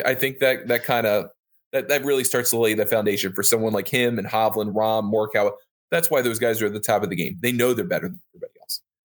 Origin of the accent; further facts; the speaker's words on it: Maryland, United States; accent: Baltimore; I'm from Maryland, so I don't, I have a Baltimore accent